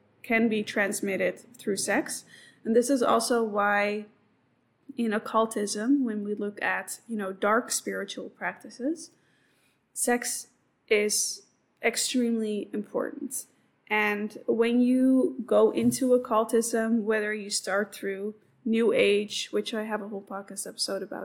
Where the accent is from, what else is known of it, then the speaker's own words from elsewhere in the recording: Amsterdam, North Holland, Netherlands; I come from Amsterdam